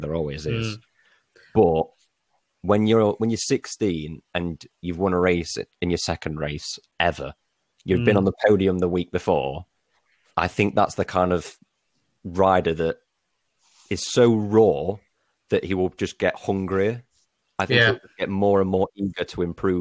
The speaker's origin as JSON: {"language": "English", "country": "United Kingdom", "said": "as a Brit"}